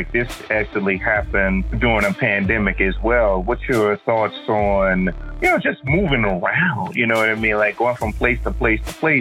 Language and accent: English; New Orleans, Louisiana, United States; we're from New Orleans